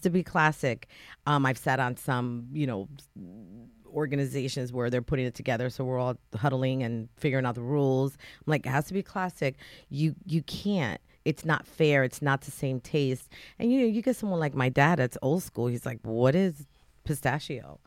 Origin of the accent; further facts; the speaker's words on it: New Haven, Connecticut, United States; now in North Branford, United States; I grew up in Fairhaven and, you know, Fairhaven is predominantly Latino